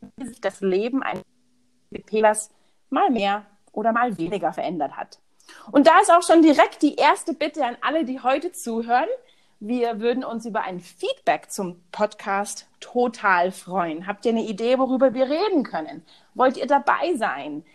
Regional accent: Munich, Bavaria, Germany; also born or lived in Houston, Texas; ich bin aus München

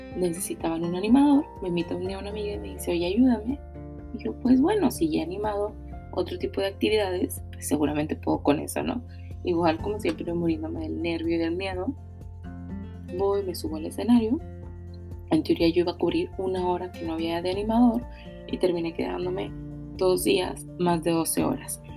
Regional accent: Monterrey, Nuevo León, Mexico; soy originaria de Monterrey, actualmente vivo aquí en Monterrey

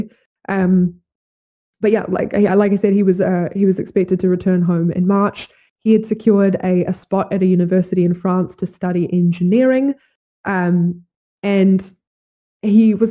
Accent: New Zealand

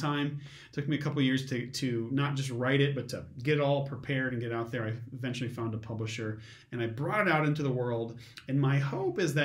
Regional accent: Metamora, United States; I grew up in Metamora and graduated from Metamora High School

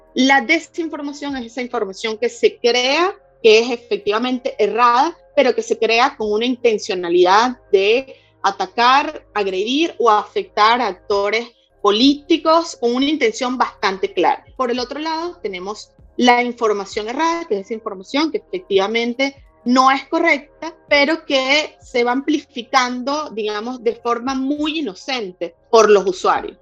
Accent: Venezuela; en Venezuela, que es de donde vengo

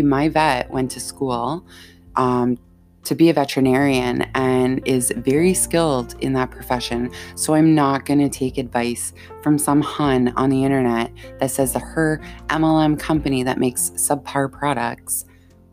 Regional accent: Canada; also born or lived in Ontario (lives near Toronto); I'm Canadian. I live in Ontario

